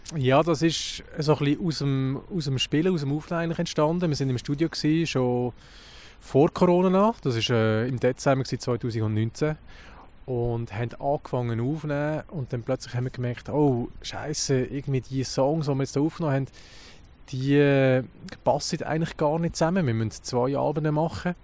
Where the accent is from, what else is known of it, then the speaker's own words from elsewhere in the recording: Lucerne, Switzerland; als Luzerner